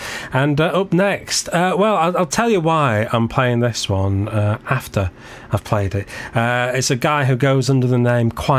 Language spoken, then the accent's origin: English; Glossop, East Midlands, United Kingdom; in my hometown of Glossop